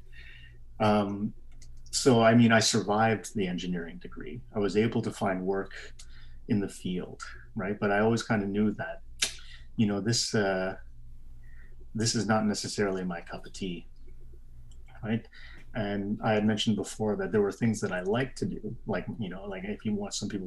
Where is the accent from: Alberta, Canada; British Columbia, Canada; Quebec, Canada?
Alberta, Canada; Calgary; moved away as an adult; also born or lived in Vietnam; now in Brussels, Belgium; growing up in Calgary in the Chinatown